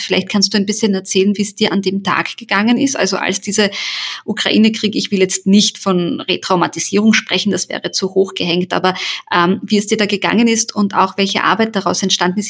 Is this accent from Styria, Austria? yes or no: no; Carinthia, Austria; German is a second language; also born or lived in Sarajevo, Bosnia and Herzegovina; ich bin ja in Kärnten aufgewachsen